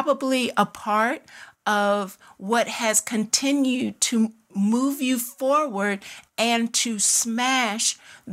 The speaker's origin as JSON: {"language": "English", "area": "D.C. area", "region": "Maryland", "country": "United States", "tie": "born or raised there", "also_born_or_lived": "Washington, D.C.", "said": "I grew up in the Maryland, D.C. area in my elementary and middle school, high school years"}